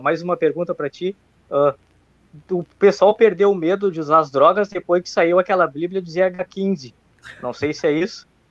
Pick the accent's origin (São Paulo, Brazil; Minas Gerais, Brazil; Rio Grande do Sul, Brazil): Rio Grande do Sul, Brazil; eu sou aqui do Grande do Sul.